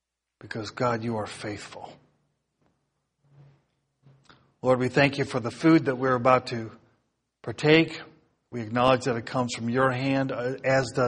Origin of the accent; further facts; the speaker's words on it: United States; as American Christians